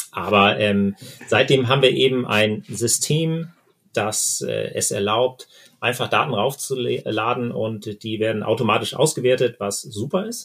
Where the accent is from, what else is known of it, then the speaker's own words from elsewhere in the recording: Husum, Schleswig-Holstein, Germany; Sebastian wohnt in Flensburg, ich bin in Husum aufgewachsen.